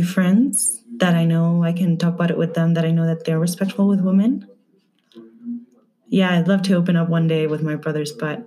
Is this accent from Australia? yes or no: no; Madrid, Community of Madrid, Spain; I'm from Madrid, Spain